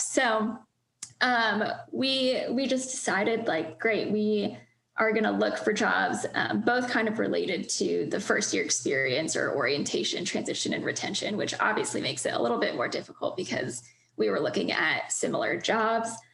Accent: Northern Virginia, United States; moved away; I'm from Northern Virginia

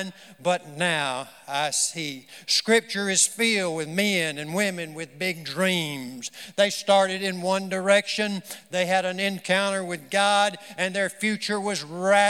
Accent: the South, United States; I'm a Southerner, so it would have to be in the South somewhere.

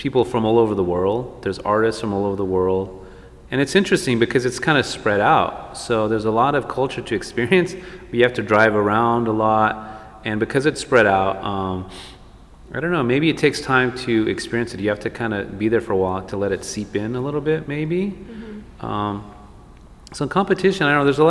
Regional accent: El Paso, Texas, United States; now in Los Angeles, United States; growing up in El Paso, and then I have family from like Marfa, Presidio area

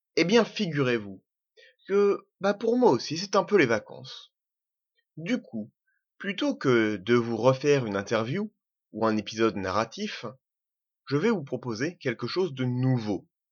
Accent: Normandy, France; also born or lived in French Algeria (pied-noir); je suis normand je suis pied-noir je suis français

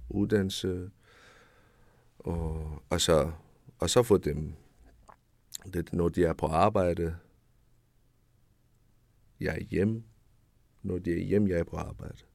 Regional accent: Capital Region of Denmark, Denmark; Det kommer sig selv, jeg siger, jeg er fra Nordsjælland, fra den by.

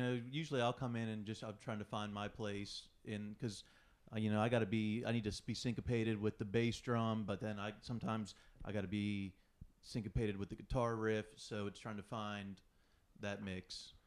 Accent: south of Pittsburgh, Pennsylvania, United States; also born or lived in New York; now in Los Angeles, United States; I'm originally East Coast, like south of Pittsburgh, and then I spent some time in New York, uh, and then came out here in two thousand ten

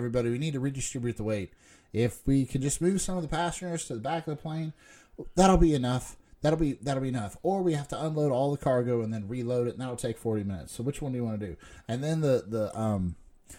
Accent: United States; as an American

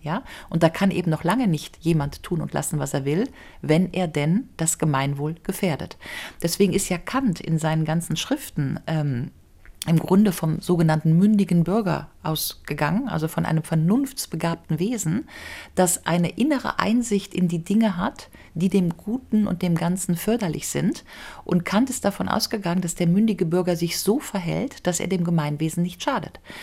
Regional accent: Germany; ich als Deutsche

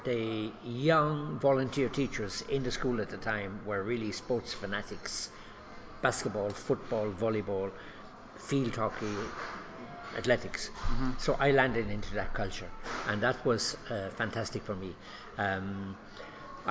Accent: Cork, Munster, Ireland; moved away as an adult; now in Kenya; I grew up in Ireland. I'm from Cork

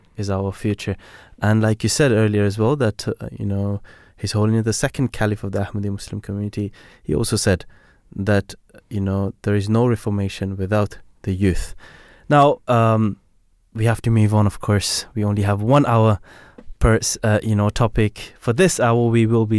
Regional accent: Belgium; now in London, United Kingdom; I'm from Belgium, and they teach you how to cycle

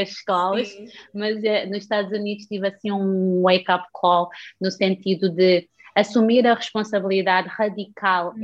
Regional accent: Santo Antão, Cape Verde; moved away as an adult; also born or lived in United States; now in Portugal; eu nasci em Cabo Verde, na ilha de Santo Antão, que é das ilhas mais rurais do uhum. país, um, mas eu fui educada numa família altamente religiosa

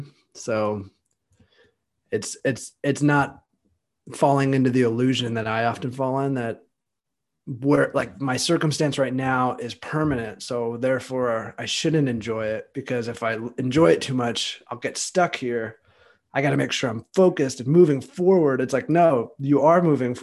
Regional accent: California, United States; moved away as an adult; now in Austin, United States; I'm from California, and I moved to Austin, Texas.

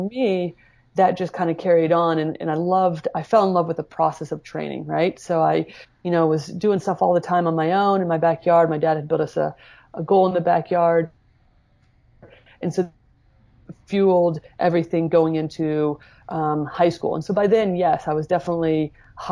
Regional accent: Indiana, United States; I grew up in Indiana, Midwest

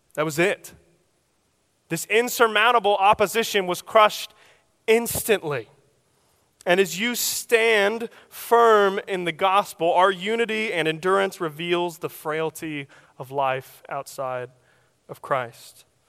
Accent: Oklahoma, United States; I'm from Oklahoma, so, uh, our common weather is tornadoes

